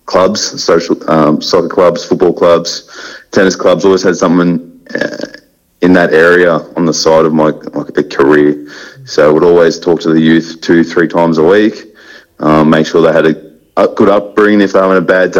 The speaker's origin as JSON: {"language": "English", "town": "Aberfeldie", "region": "Victoria", "country": "Australia", "tie": "born or raised there", "said": "I grew up in Aberfeldy."}